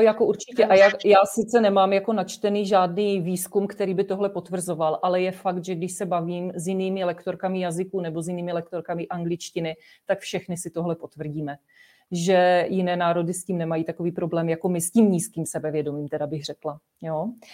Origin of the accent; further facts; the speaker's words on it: Czechia; jsme Češi, byli jsme tady vychovávaní v našem českém prostředí